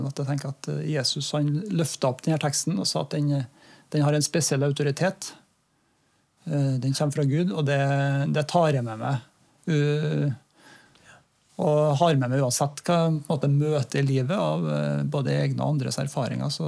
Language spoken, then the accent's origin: Norwegian; Norway; samtidig som at jeg er norsk og bor i Norge og er en nordmann